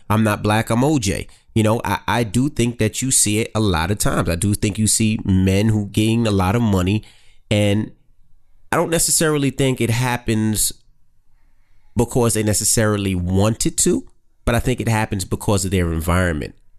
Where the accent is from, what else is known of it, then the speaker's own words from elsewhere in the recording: New York City, New York, United States; moved away as an adult; I'm from Queens